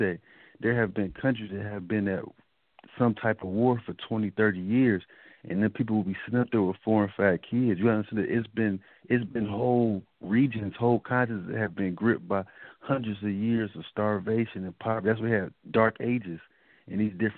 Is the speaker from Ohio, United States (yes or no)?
no; Detroit, Michigan, United States; I grew up in Detroit, Michigan